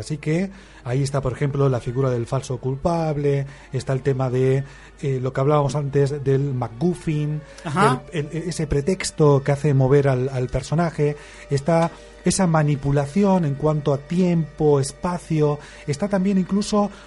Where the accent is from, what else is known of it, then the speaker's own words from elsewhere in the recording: Argentina; moved away; aquel país lejano de donde yo vengo